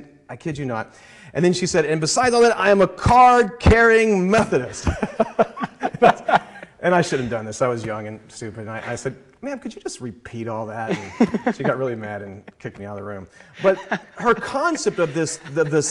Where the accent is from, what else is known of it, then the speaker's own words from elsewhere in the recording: the South, United States; We were growing up in the South, and you know, going to Confederate war sites and this type of thing was my childhood